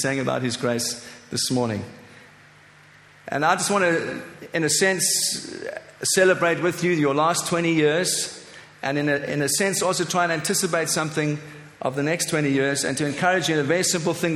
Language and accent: English; Cape Town, Western Cape, South Africa; moved away as an adult; also born or lived in Johannesburg, South Africa; I am a South African by birth. 44 years ago, I was born in Cape Town, South Africa, the son of a missionary family. Grew up in that beautiful nation